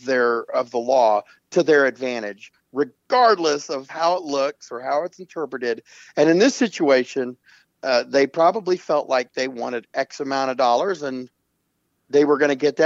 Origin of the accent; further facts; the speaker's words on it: Oakland, California, United States; I was born in Oakland.